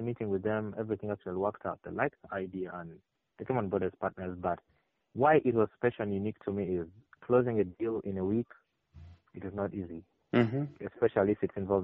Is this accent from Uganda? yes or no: yes; Arua, Northern Region, Uganda; Yes, I come from within the town of Arua, the Arua municipality. The place I come from is Konvara.